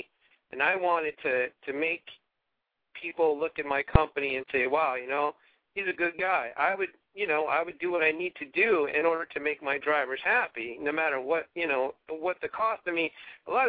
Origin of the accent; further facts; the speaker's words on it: Massachusetts, United States; I'm from Massachusetts